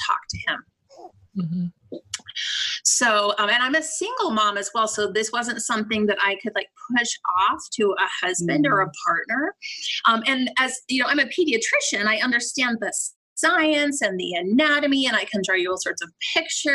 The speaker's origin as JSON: {"language": "English", "town": "Salt Lake City", "region": "Utah", "country": "United States", "moved": "as an adult", "lives_now": "Seattle, United States", "said": "I'm originally from Salt Lake City, Utah"}